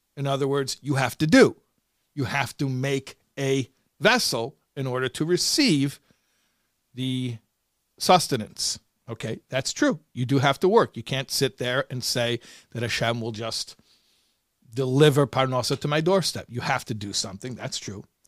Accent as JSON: {"language": "English", "town": "Chicago", "region": "Illinois", "country": "United States", "tie": "born or raised there", "said": "I grew up in Chicago"}